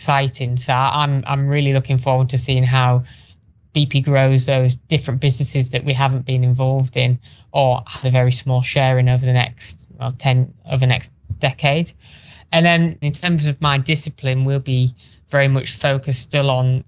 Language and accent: English; Teesside, North East England, United Kingdom; my hometown, Teesside